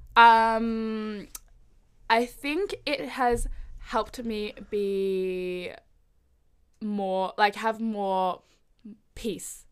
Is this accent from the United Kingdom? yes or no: no; Melbourne, Victoria, Australia; I am Indonesian Chinese, but grew up in Melbourne